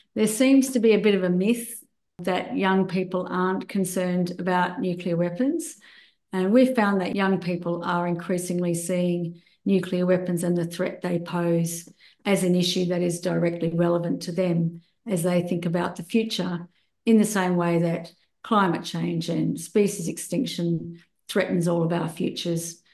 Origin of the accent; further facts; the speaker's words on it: Australia; I returned to my home country of Australia